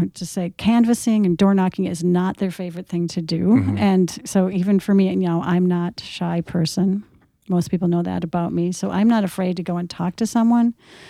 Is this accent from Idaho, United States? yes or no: no; Minnesota, United States; I'm from Minnesota.